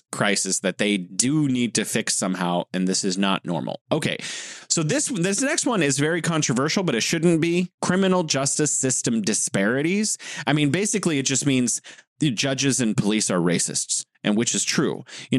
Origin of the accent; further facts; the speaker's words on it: United States; moved away as an adult; also born or lived in South Korea / China; as an American